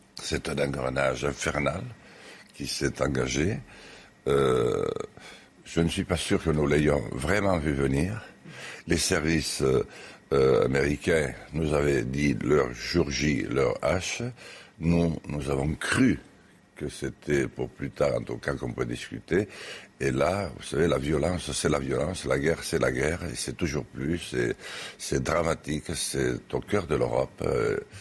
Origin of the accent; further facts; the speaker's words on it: Lourdios-Ichère, Nouvelle-Aquitaine, France; moved away; also born or lived in Paris; où j'habite plus, d'ailleurs actuellement plus souvent qu'à lourdes Gichère, mon village natal